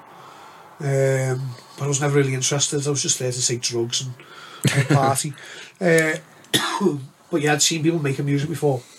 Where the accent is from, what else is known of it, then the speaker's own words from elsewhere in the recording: Liverpool, North West England, United Kingdom; We are patriotic about our city. We do support our own. We go to our own events. You know, we've always been like that as Scousers.